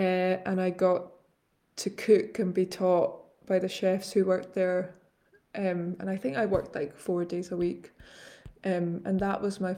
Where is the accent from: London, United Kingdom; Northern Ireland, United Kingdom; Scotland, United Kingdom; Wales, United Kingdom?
Scotland, United Kingdom; Glasgow; Eating growing up in Glasgow... It's funny, when you said that I had to think of a food memory